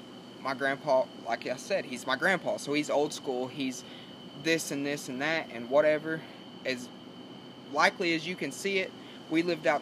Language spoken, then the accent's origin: English; Sanger, Texas, United States; Technically, the story starts as a young kid in Texas.